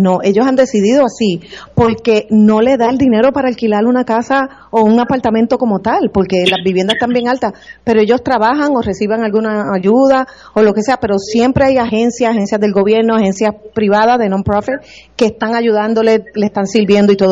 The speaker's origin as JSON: {"language": "Spanish", "country": "Puerto Rico", "tie": "born or raised there", "moved": "yes", "lives_now": "Florida, United States", "said": "nací, fui criada aquí en Puerto Rico"}